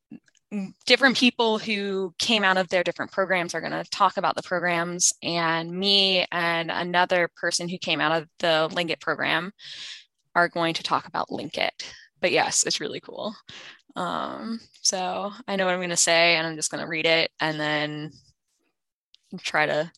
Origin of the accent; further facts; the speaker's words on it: North Carolina, United States; also born or lived in Finland; I was born in Finland, but I was raised in North Carolina. I've been in North Carolina my whole life